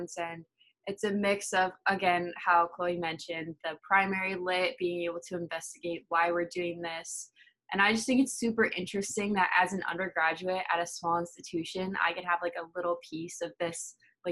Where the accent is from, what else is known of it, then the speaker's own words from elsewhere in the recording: Schnecksville, Pennsylvania, United States; I'm originally from Schnecksville, Pennsylvania